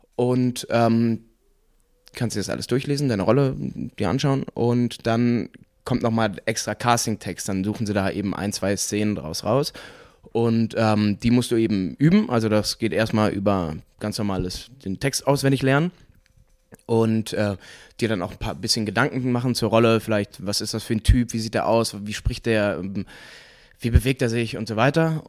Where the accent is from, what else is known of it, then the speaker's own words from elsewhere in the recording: Cologne, North Rhine-Westphalia, Germany; also born or lived in Munich; ich komme aus Junkersdorf